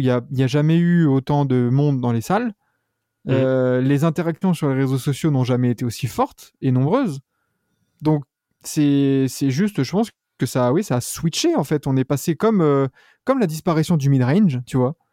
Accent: France; nous on est français

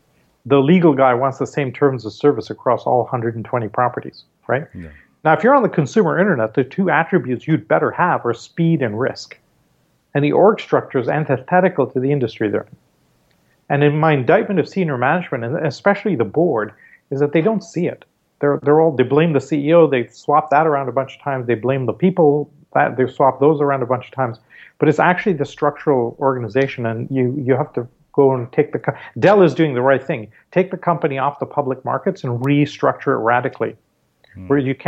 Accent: India; And so growing up in India, I mean, every time we went to school, the school bus took us through the Dharavi slums

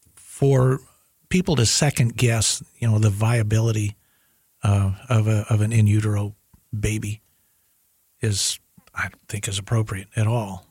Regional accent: York County, South Carolina, United States; We're from York County, South Carolina

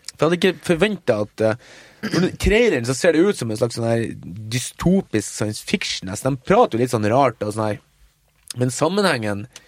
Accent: Mo i Rana, Nordland, Norway; moved away; filmfestival hjemme på Mo i Rana

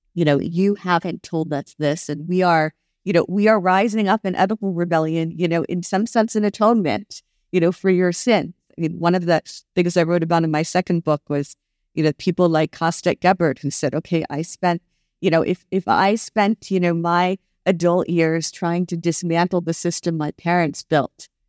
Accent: United States; I'm an American Jew

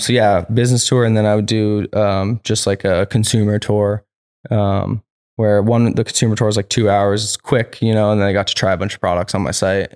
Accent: Petaluma, California, United States; also born or lived in New Hampshire / Santa Rosa / Humboldt; I grew up in Petaluma

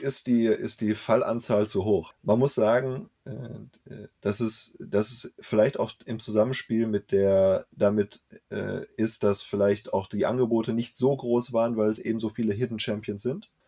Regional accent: Bielefeld, North Rhine-Westphalia, Germany; ich bin gebürtiger Bielefelder.

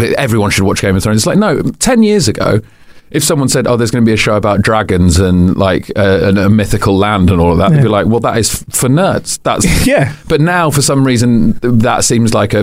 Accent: London, United Kingdom; born or raised there

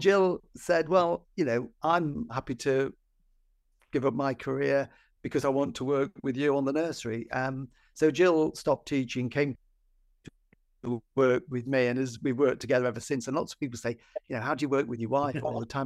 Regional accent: Nottinghamshire, East Midlands, United Kingdom; I grew up in Nottinghamshire in, in the, in the mining villages.

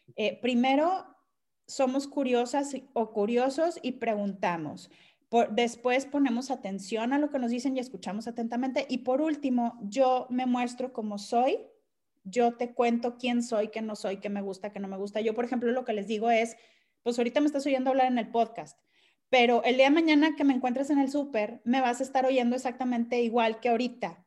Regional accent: Monterrey, Nuevo León, Mexico; yo soy de acá de Monterrey

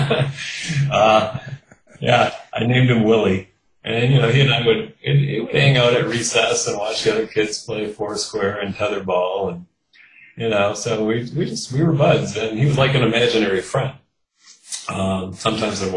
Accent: Kenosha, Wisconsin, United States; now in Milwaukee, United States; I grew up in Kenosha, Wisconsin, which is the southeast corner of the state.

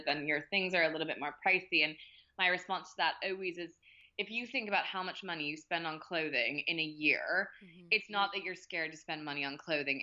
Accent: Maine, United States; moved away as an adult; now in Paris, France; I grew up in Maine

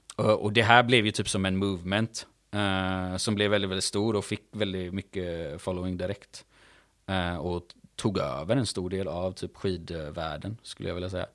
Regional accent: Gothenburg, Västra Götaland, Sweden; jag är uppvuxen i Göteborg

